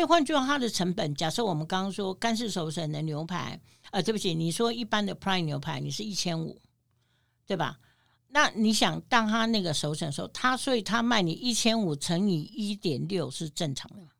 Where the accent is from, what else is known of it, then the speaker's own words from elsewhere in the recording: New York, United States; 我们纽约人